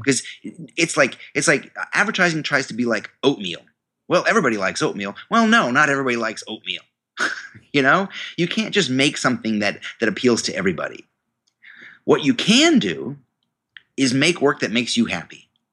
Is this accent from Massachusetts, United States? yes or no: no; New York, United States; I went to the university in my hometown, um, a state university of New York.